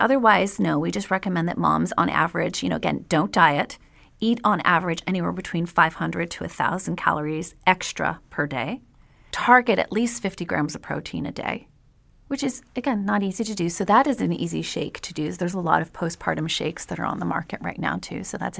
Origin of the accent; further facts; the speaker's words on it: Quebec, Canada; Yeah, but of course I'm from Canada and from Quebec, so I love maple anything.